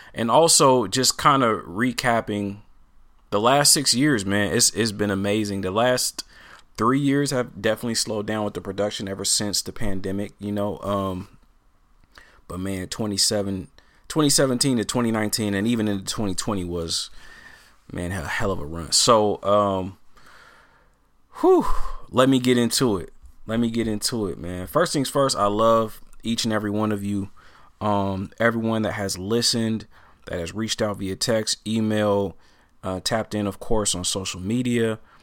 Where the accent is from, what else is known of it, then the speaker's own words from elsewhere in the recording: Portland, Oregon, United States; growing up in Portland